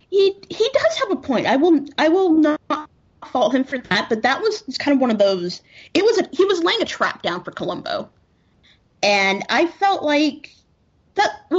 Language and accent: English; Texas, United States; growing up in Texas.